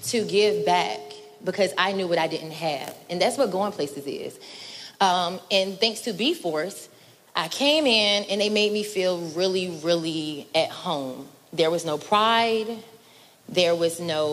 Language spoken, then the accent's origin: English; Norfolk, Virginia, United States; I'm originally from Norfolk. I went to Norview High School.